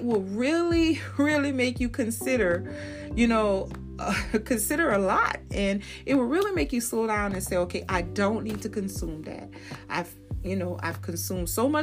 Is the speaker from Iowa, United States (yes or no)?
no; New Orleans, Louisiana, United States; I'm from New Orleans